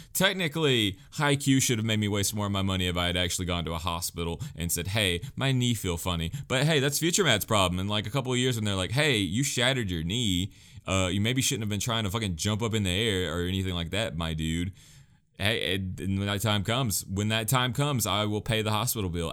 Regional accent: United States; as an American

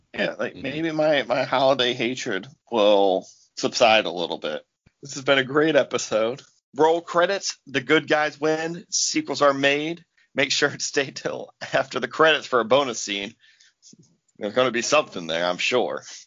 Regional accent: United States; I'm American

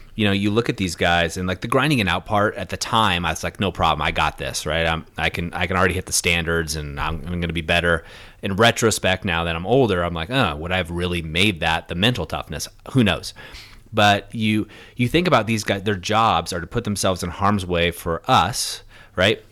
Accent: Orange County, California, United States; I grew up in Orange County, which is you know no more suburbia

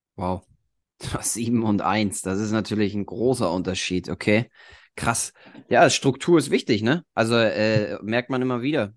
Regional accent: Germany; bei uns in Deutschland

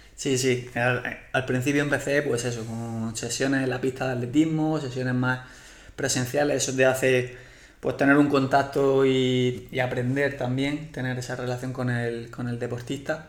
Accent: Murcia, Region of Murcia, Spain; now in Plasencia, Spain; soy de Murcia. Ahora mismo estoy viviendo en Plasencia

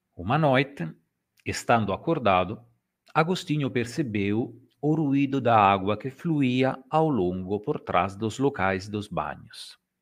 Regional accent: Italy; accent: Italian; Portuguese is a second language; o meu sotaque eh, italiano é muito carregado

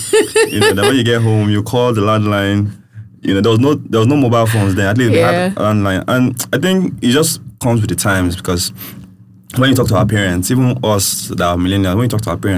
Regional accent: Ikeja, Lagos, Nigeria; where I grew up in Ikeja

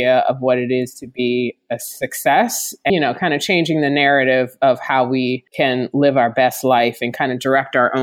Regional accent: Hermosa Beach, California, United States; that's where I was raised, in Hermosa, 5 blocks from the beach.

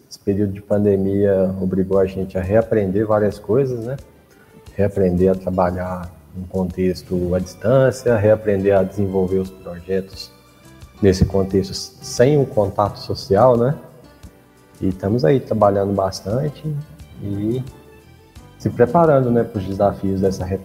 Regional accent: Ribeira, Minas Gerais, Brazil; Eu sou natural de, de Ribeira, como você colocou aí, que é uma cidadezinha no interior de Minas, ela tem em torno de 10, 12 mil habitantes, mas eu morava era na zona rural lá.

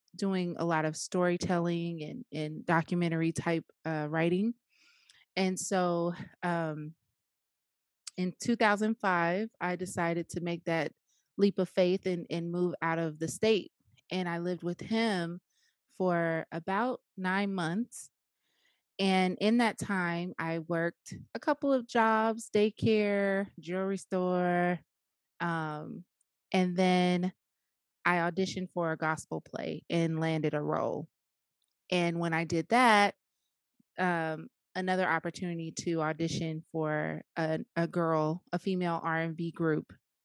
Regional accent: Jacksonville, Arkansas, United States; moved away as an adult; also born or lived in Riverside, California; now in Moreno Valley, United States; I am originally from Arkansas, Jacksonville, Arkansas, to be exact.

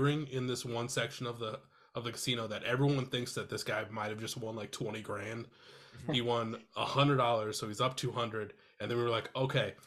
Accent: Iowa, United States; now in Minneapolis, United States; so I live in Minneapolis now. I'm originally from Iowa.

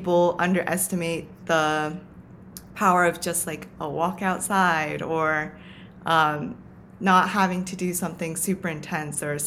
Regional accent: Tokyo, Japan; now in New York City, United States; the environment that I grew up in Tokyo

